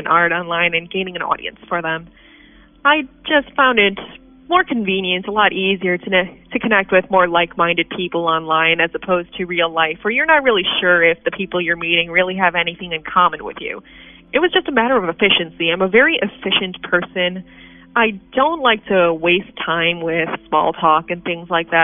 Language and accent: English; Geneva, Illinois, United States; born or raised there; also born or lived in Chicago, Illinois